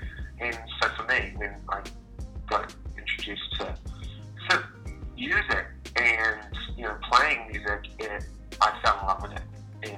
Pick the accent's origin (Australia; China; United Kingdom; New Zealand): New Zealand; Auckland; moved away as an adult; now in Nashville, United States; I am from Auckland City, which is in the North Island. It's a city in New Zealand. It's very much a harbour city, two harbours, so lots of sailboats, lots of beaches